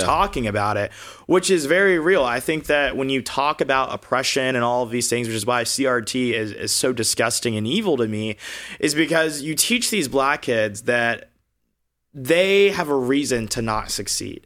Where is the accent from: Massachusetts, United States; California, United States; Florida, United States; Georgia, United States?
Georgia, United States; Augusta; moved away as an adult; also born or lived in Alabama; now in Los Angeles, United States; I was born and raised in the state of Georgia